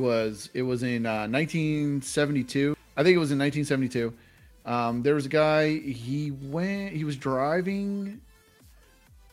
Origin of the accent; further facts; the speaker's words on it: Pittsburgh, Pennsylvania, United States; we're from Pittsburgh.